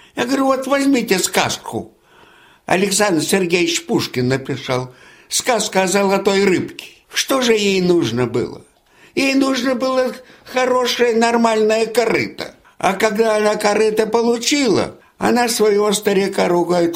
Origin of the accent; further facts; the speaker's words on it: Imenitsy, Leningrad Oblast, Russia; also born or lived in Kingisepp / Brandenburg an der Havel, Germany; now in Yasny, Russia; моя деревня Именицы, где жила моя мама